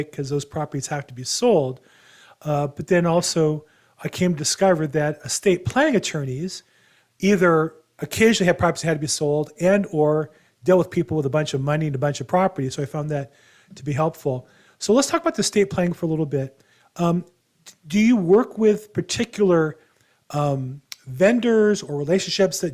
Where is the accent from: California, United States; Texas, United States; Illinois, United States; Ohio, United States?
California, United States; Los Angeles; I'm from Los Angeles